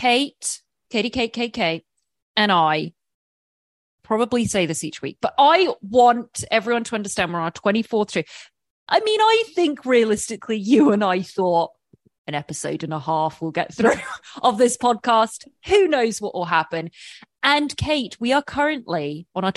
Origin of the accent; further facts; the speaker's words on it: England, United Kingdom; I'm English